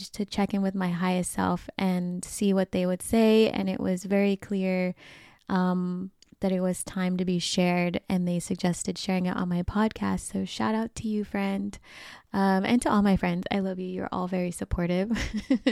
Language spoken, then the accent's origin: English; Sacramento, California, United States; my hometown of Sacramento